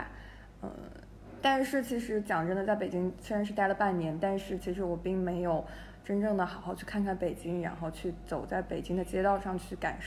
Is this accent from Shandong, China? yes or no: yes; Shandong, China; moved away as an adult; also born or lived in Beijing / United Kingdom; now in Dali, China; 我是山东人。